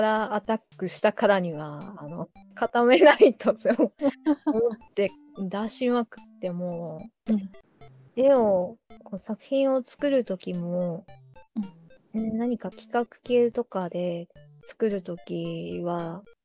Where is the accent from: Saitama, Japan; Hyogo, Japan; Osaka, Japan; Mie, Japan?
Saitama, Japan; 私自体が埼玉県民なんですけど